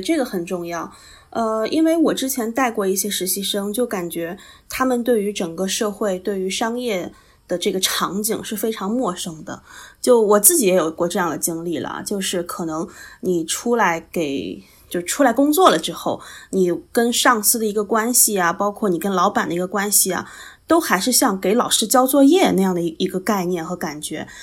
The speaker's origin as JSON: {"language": "Chinese", "region": "Shandong", "country": "China", "tie": "born or raised there", "also_born_or_lived": "Shanghai", "moved": "as an adult", "lives_now": "Hong Kong", "said": "我是山东人嘛，就是我是山东的考生，然后其实我能够去到上海的学校并不是很多"}